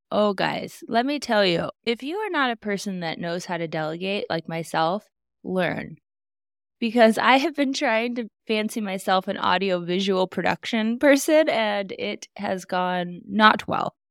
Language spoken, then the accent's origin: English; Alaska, United States; where I grew up in Alaska